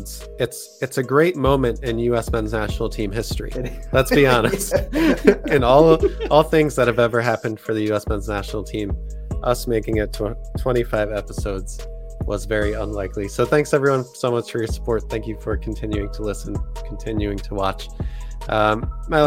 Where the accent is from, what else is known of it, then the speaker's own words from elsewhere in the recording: New Jersey, United States; I'm actually from New Jersey